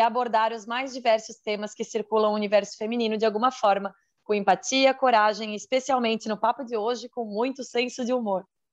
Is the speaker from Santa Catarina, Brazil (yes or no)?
yes; Santa Catarina, Brazil; sou de Santa Catarina